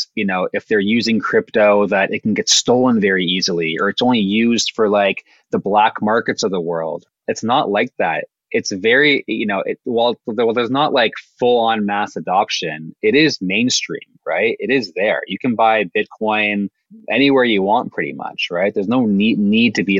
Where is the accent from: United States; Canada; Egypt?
Canada; we're Canadian too